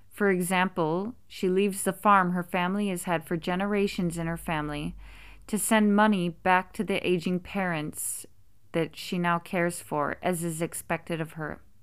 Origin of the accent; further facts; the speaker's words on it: United States; being American myself